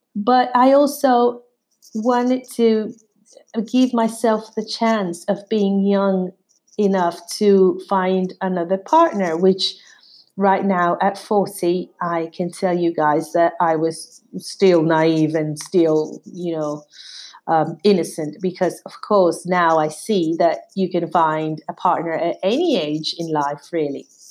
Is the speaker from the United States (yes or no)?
no; Mexico; moved away as an adult; also born or lived in London; We're from Mexico. We, we were both from Mexico